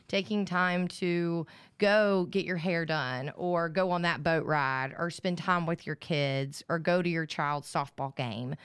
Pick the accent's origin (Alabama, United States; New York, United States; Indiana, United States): Alabama, United States; I grew up in Alabama